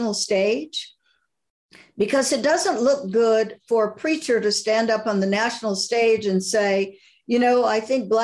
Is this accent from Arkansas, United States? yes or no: no; Alabama, United States; I grew up Baptist in Alabama